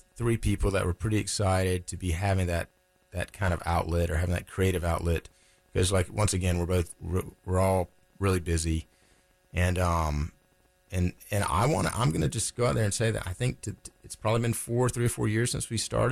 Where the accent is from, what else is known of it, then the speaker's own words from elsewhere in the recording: Laurinburg, North Carolina, United States; now in Raleigh, United States; I was born in Laurinburg